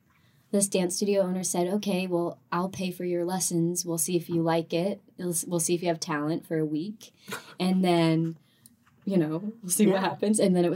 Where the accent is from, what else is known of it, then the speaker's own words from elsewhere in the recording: California, United States; also born or lived in North Carolina; So, I grew up in Southern California, half Southern California, half North Carolina. We moved a lot back and forth.